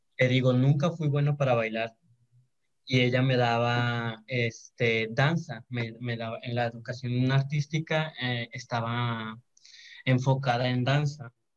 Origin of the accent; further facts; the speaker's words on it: Santiago, Mexico; yo soy de, de, Santiago, soy de Santiago, de un rancho de Santiago, de hecho, se llama Villa Juárez. Allá estudié la primaria y la secundaria